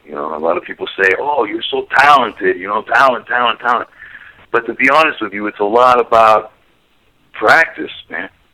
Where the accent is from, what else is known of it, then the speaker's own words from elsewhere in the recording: Miami, Florida, United States; I'm originally from Miami